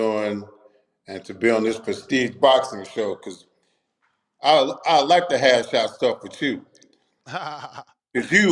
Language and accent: English; Trenton, New Jersey, United States; also born or lived in Puerto Rico; I'm from Trenton, New Jersey. 600 block. Wow. Trenton, New Jersey, 600 block. And my neighborhood ain't nothing to be messing around